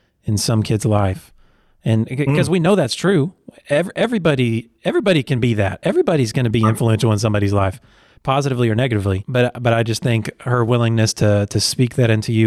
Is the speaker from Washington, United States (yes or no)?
no; Oklahoma, United States; I'm actually from Oklahoma